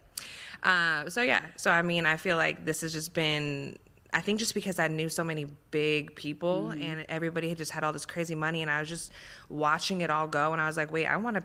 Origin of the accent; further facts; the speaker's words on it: Calabasas, California, United States; I'm actually from Calabasas